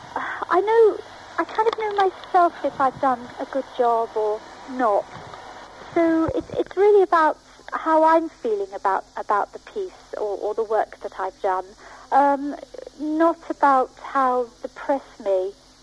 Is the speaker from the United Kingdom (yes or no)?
yes; England, United Kingdom; also born or lived in United States / continental Europe; I am British and I am English